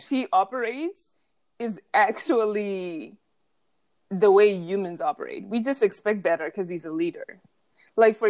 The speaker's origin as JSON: {"language": "English", "country": "Zimbabwe", "tie": "born or raised there", "also_born_or_lived": "Austin, Texas, United States", "moved": "yes", "lives_now": "New York, United States", "said": "I grew up in Zimbabwe"}